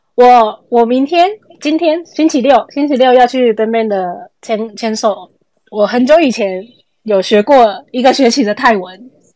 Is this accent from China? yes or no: no; Taiwan; 我们是台湾人